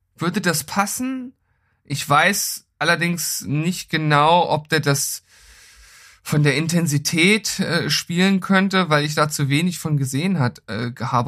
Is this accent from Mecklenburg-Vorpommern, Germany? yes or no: no; Lower Saxony, Germany; mein Heimatbundesland